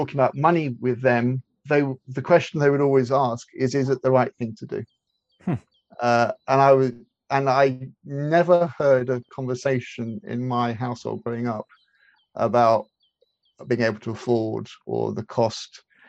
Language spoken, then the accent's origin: English; India; I grew up as in a missionary household, and I was born in India, and I grew up in India.